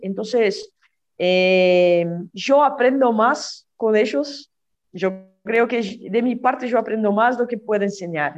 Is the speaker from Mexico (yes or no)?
no; São Bernardo do Campo, São Paulo, Brazil; moved away; also born or lived in Rio de Janeiro, Brazil; yo nací en São Paulo, sí, viví, no sé, cuatro años en Río de Janeiro y volvimos a São Paulo.